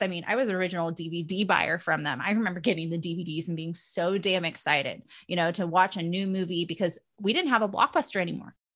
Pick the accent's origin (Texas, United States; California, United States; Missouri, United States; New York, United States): California, United States; Los Gatos; my hometown, um, where I, where I was born and raised in Las Gatas, California